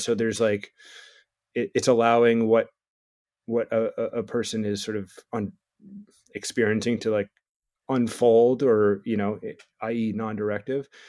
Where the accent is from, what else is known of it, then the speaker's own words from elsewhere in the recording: New Jersey, United States; I'm from New Jersey, I was born in the eighties